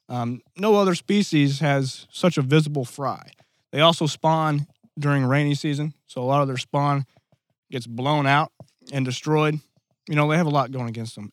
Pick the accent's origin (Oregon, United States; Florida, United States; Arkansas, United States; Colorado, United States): Arkansas, United States; Black Rock; born or raised there